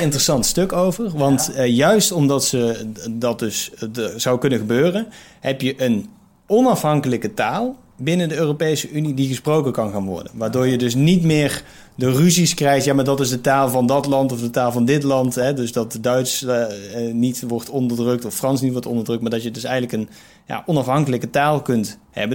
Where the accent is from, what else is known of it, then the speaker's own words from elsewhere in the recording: Eindhoven, North Brabant, Netherlands; moved away; also born or lived in Amsterdam; als ik in Eindhoven ben, waar ik dan geboren ben